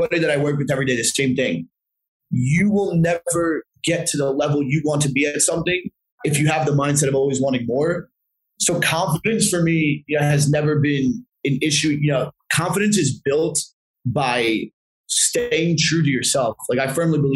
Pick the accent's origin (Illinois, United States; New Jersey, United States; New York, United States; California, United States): New Jersey, United States; this one venue in Jersey that was pretty close to my hometown